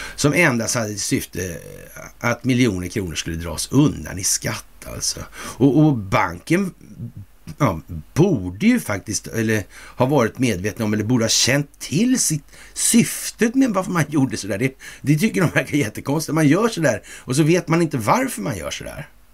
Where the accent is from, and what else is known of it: Sweden